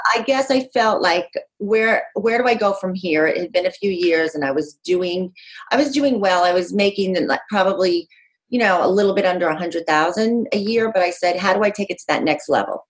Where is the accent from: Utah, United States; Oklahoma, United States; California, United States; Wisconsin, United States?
Utah, United States; moved away as an adult; also born or lived in New York City; now in Monmouth County, New Jersey, United States; I grew up out west. I grew up in Utah, but moved out east to New York City when I was like literally the day after I graduated high school